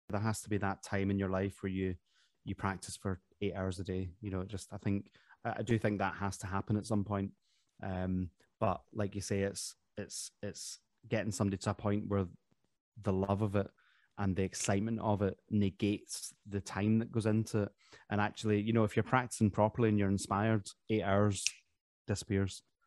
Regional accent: Glasgow, Scotland, United Kingdom; moved away as an adult; also born or lived in Derry, Northern Ireland; now in England; I was born in Ireland, uh, but I grew up in Glasgow.

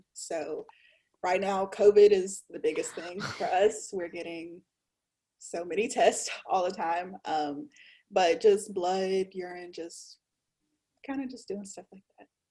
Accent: Louisiana, United States; I'm from Louisiana, a small town in Louisiana

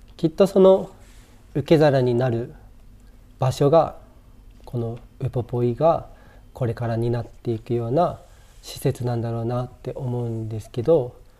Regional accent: Shiraoi, Hokkaido, Japan; 漁師町だし自分もそこの出身

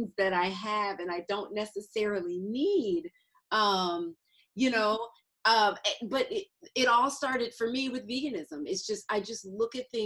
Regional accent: Atlanta, Georgia, United States; moved away; I'm from Atlanta, so my mother is there and my sister

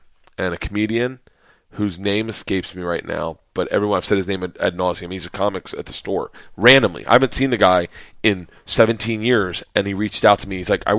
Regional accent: Florida, United States; born or raised there

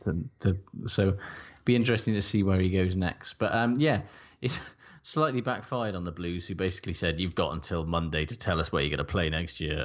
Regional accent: Wales, United Kingdom; I'm Welsh

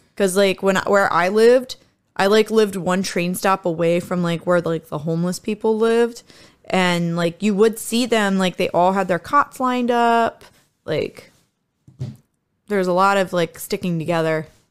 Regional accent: United States; also born or lived in Japan; I grew up in America

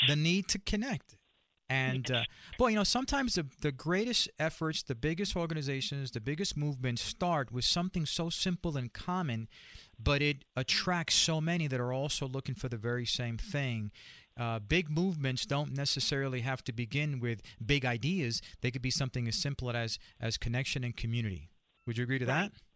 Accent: Puerto Rico; I grew up in Latino community, I'm Puerto Rican

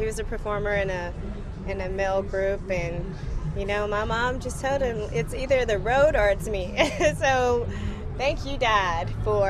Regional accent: Port Arthur, Texas, United States; moved away; I had a piano in my room growing up in Port Arthur

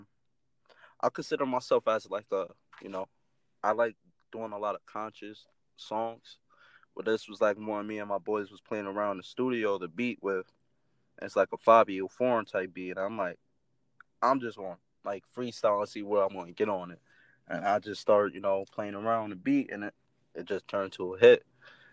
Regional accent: New Haven, Connecticut, United States; I come from a little spot in New Haven

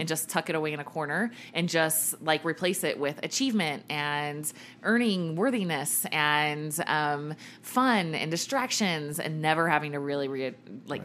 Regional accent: Richmond, Virginia, United States; I grew up in Virginia, in Richmond, Virginia, my whole life, right? Like birth to graduating high school.

